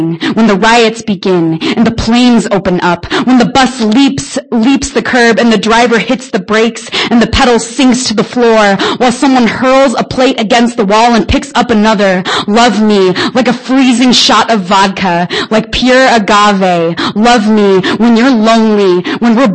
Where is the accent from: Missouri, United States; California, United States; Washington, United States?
Washington, United States; Spokane; I'm from Spokane. I run a little shindig called Broken Mic